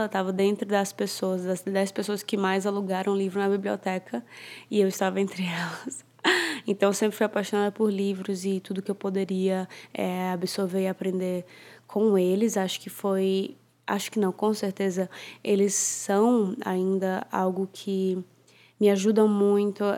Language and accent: Portuguese; Fortaleza, Ceará, Brazil; also born or lived in Sydney, Australia; now in São Paulo, Brazil; Eu sou nascida e criada em, em Fortaleza, Ceará